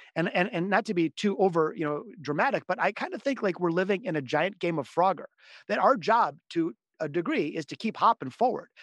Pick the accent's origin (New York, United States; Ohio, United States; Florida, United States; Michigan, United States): Michigan, United States; Detroit; I'm from the city of Detroit. I was born here in Detroit, as were my parents and grandparents